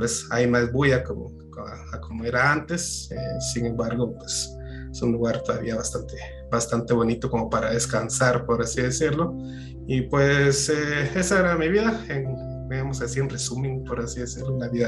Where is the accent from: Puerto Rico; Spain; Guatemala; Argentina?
Guatemala; Jalapa; Bueno, yo no soy de aquí de la ciudad de Guatemala, soy de Jalapa, comúnmente conocido como la morena climatológica del oriente de Guatemala